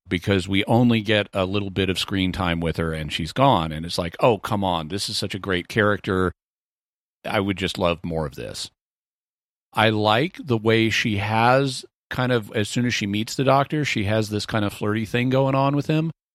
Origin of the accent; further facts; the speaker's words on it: the South, United States; growing up in the South